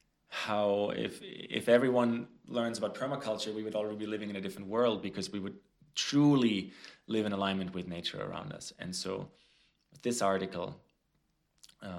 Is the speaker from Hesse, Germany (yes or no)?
yes; Frankfurt, Hesse, Germany; moved away; Germany, actually, where I grew up, close to where I grew up in Frankfurt